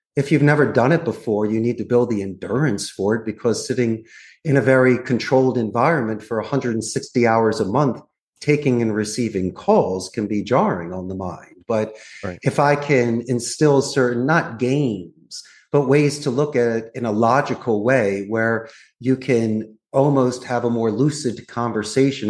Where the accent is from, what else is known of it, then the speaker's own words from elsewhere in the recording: Philadelphia, Pennsylvania, United States; moved away as an adult; also born or lived in Arizona; now in Costa Rica; I'm actually from Northeast Philadelphia. So I was born and raised. I'm a Philly boy